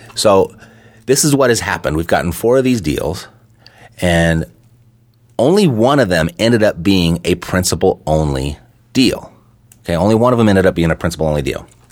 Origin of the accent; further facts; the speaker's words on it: Los Angeles, California, United States; moved away as an adult; now in Las Vegas, United States; Born and raised in Los Angeles my entire life